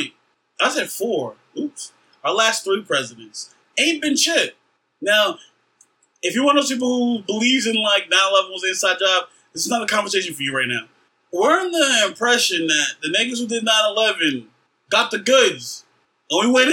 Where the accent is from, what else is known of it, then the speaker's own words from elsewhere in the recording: United States; as an American